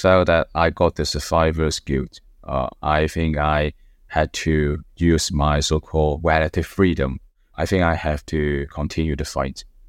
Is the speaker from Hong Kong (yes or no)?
yes; Hong Kong; moved away as an adult; now in United Kingdom; I was born in Hong Kong. I live in a village uh, in Hong Kong